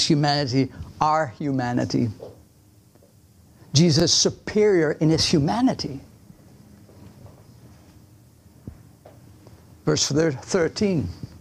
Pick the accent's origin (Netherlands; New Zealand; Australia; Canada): Netherlands; English is a second language; now in United States; I'm Dutch.